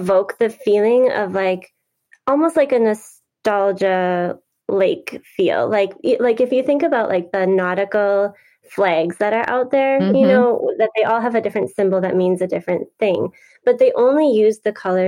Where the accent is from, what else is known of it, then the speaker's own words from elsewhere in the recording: Wisconsin, United States; I have been born and raised in Wisconsin and there's lots of lakes here